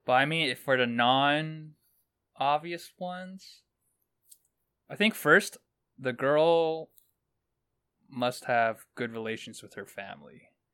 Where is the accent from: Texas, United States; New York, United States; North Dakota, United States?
New York, United States; New York City; I grew up in Brooklyn